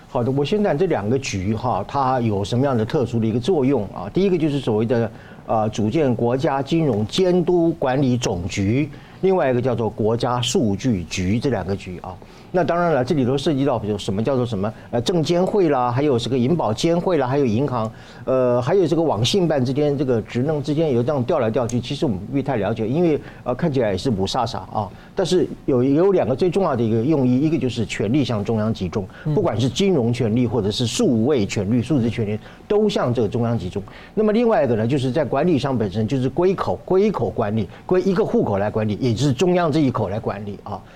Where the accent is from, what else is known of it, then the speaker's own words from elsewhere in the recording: Taiwan; 我作为一个台湾人，我没事，我去大安森林公园